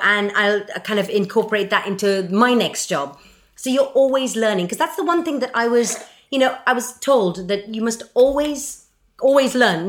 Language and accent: English; Mumbai, Maharashtra, India; I come from Bombay